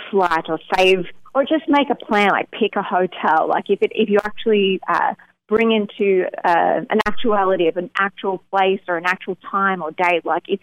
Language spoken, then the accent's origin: English; Melbourne, Victoria, Australia; Yes, they are all in Melbourne, and my dad's just a few a couple hours out of Melbourne.